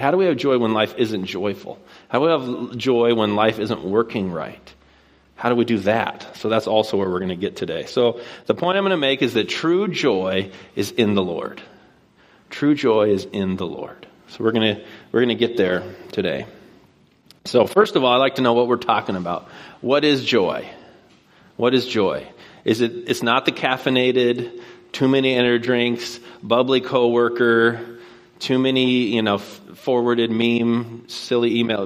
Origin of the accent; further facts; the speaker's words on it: Puyallup, Washington, United States; moved away as an adult; now in Bellingham, United States; I grew up here in Puyallup, and I went to Rogers